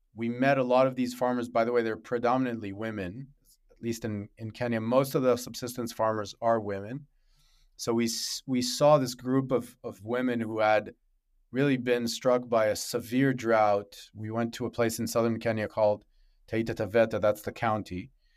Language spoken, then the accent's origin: English; Israel; also born or lived in Africa; I grew up in Africa and in Israel